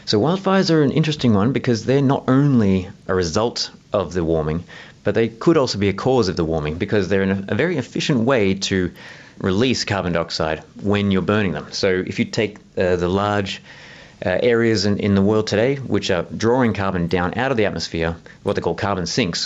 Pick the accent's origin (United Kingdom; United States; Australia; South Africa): Australia; Southeast Australia; in Southeast Australia. That's actually where I'm from. You might have noticed from my accent.